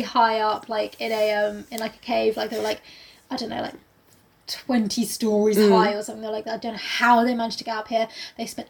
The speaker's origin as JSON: {"language": "English", "country": "United States", "accent": "American", "said": "I'm just an American"}